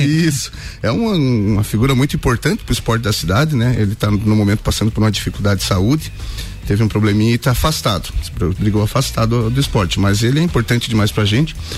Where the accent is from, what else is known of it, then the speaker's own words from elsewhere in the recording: Curitibanos, Santa Catarina, Brazil; moved away as an adult; now in Lages, Brazil; Eu não sou lagiano, sou de Curitibanos, moro em Lages apenas cinco anos